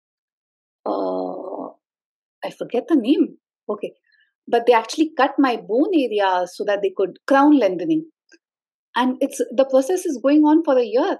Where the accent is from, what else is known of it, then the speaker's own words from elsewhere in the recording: Mumbai, Maharashtra, India; moved away; All my life growing up, I have never identified myself as a Sindhi, the place where my ancestors are from. Because I was born in Bombay, I always was cool Bombaykar, Mumbaikar